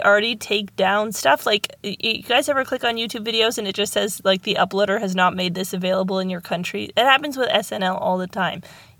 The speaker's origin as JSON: {"language": "English", "country": "Canada", "said": "No, we're literally Canadian."}